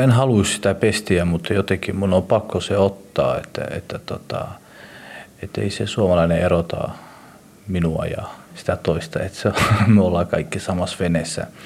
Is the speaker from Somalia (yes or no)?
yes; Somalia; now in Finland; Mä oon somalialainen mutta on somalialainen, joka elää Suomessa ja on suomalaistunut